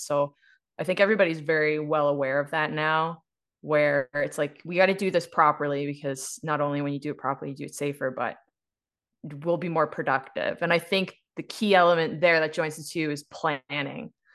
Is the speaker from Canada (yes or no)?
yes; East Coast, Canada; now in Calgary, Canada; I was raised on the East Coast, um, specifically in a coal mining town and fishing, fishing town